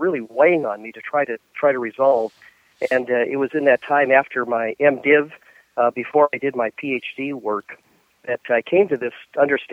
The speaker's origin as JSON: {"language": "English", "town": "Spokane", "region": "Washington", "country": "United States", "tie": "born or raised there", "moved": "yes", "lives_now": "Louisville, United States", "said": "I grew up in Spokane, Washington"}